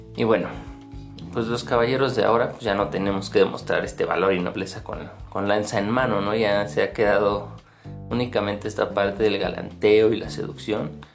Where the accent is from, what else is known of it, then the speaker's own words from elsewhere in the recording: State of Mexico, Mexico; yo soy de México, más específicamente del Estado de México